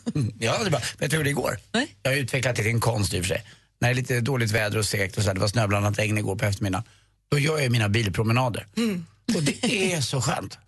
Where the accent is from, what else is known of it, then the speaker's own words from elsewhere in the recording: Stockholm, Stockholm County, Sweden; Jag är uppväxt väldigt nära Djurgården